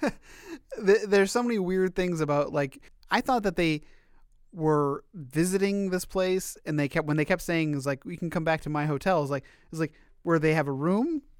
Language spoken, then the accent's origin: English; California, United States; as a Californian